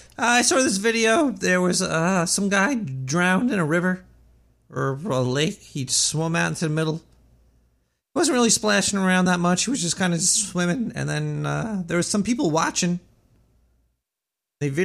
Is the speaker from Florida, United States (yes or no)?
no; New York City, New York, United States; I'm not from the UK. I'm from Brooklyn.